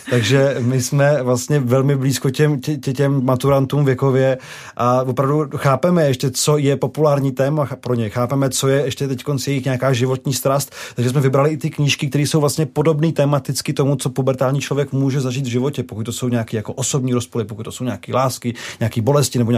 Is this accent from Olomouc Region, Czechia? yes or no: no; Prague, Czechia; Já jsem byl z Prahy